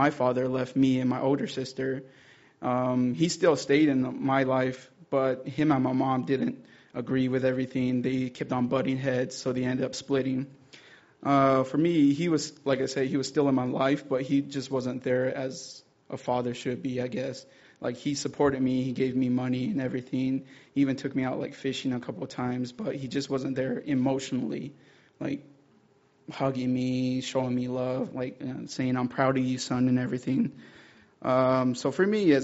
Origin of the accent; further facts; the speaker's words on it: Zuni, New Mexico, United States; I'm from the Zuni tribe, Pueblo tribe, and they're in New Mexico